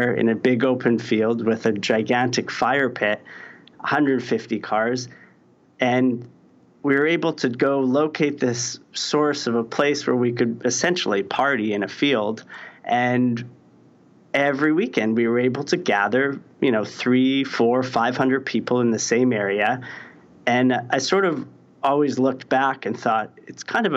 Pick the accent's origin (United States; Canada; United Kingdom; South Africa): Canada; Saskatoon, Saskatchewan; moved away; I'm from Saskatoon, Saskatchewan. It's a small city. I think maybe there's 300,000 people now, but there was probably 200,000 when I was growing up there